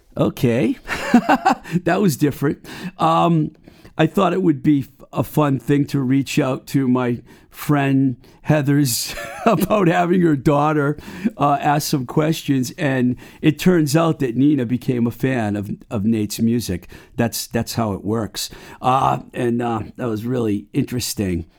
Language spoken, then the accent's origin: English; Webster, United States; now in Somerville, United States; my hometown of Webster